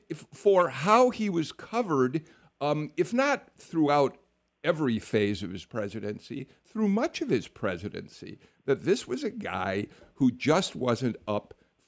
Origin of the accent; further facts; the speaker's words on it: Chicago, Illinois, United States; I watched the Carter presidency unfold from my hometown, Chicago.